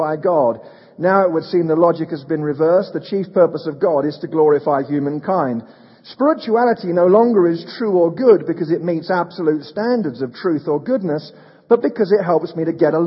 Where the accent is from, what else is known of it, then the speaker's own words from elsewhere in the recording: United Kingdom; moved away; I'm a Brit